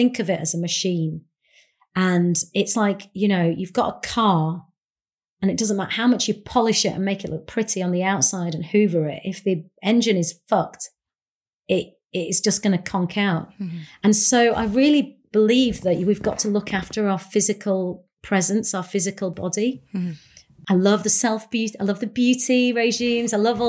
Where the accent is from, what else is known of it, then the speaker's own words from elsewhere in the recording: India; that actually what actually is makes me powerful is the fact that I'm Indian and I come from two different cultures